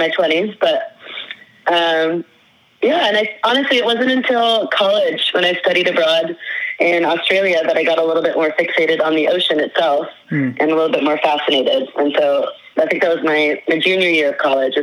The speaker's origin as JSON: {"language": "English", "region": "northern Idaho", "country": "United States", "tie": "born or raised there", "moved": "as an adult", "said": "I grew up in Idaho, in northern Idaho"}